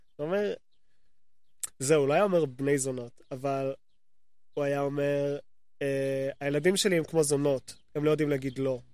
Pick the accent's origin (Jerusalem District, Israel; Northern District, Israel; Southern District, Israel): Jerusalem District, Israel; Jerusalem; also born or lived in Gilo, Jerusalem; גדלתי בתור ילד קטן, גדלתי בתלפיות